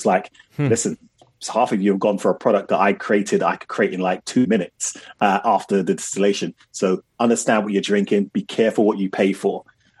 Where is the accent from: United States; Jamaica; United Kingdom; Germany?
Jamaica; Now, as a Jamaican, I was like, oh, yeah, Jamaica.